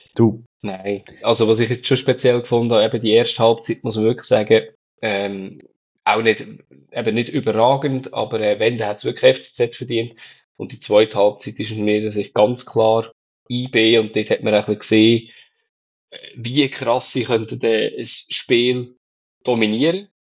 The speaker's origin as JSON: {"language": "German", "country": "Switzerland", "said": "bei uns in der Schweiz"}